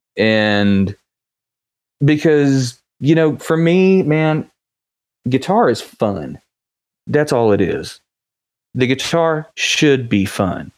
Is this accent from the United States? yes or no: yes; West Virginia, United States; moved away; I grew up actually in West Virginia, about a hundred miles southeast of you guys